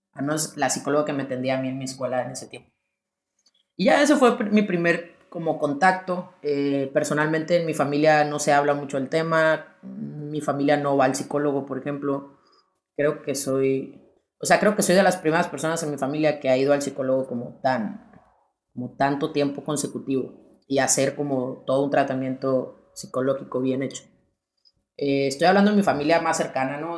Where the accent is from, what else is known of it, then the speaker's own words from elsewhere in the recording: Sonora, Mexico; moved away as an adult; also born or lived in León, Guanajuato; now in Spain; soy de Sonora, vivo en León